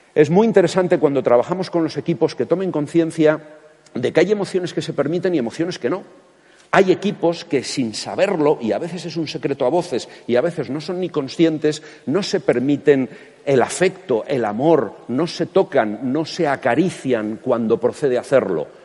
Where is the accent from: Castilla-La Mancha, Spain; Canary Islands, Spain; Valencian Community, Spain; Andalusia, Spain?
Castilla-La Mancha, Spain; como manchego